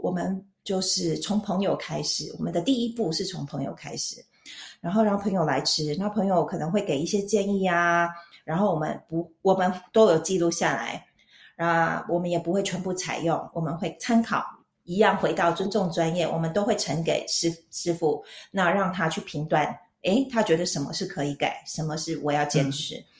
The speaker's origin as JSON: {"language": "Chinese", "town": "Taichung", "country": "Taiwan", "moved": "as an adult", "lives_now": "Switzerland", "said": "我是台中人，然后我跟我弟在台中，呃，开了一家餐厅"}